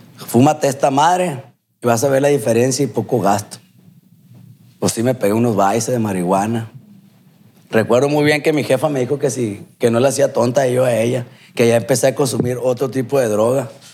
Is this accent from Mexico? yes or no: yes; Culiacán, Sinaloa, Mexico; soy de aquí, de Culiacán